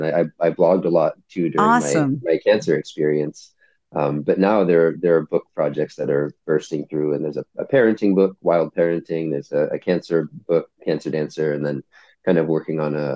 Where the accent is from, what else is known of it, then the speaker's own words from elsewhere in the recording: San Francisco, California, United States; also born or lived in North Bay Area; I'm from San Francisco originally, and I live in the North Bay Area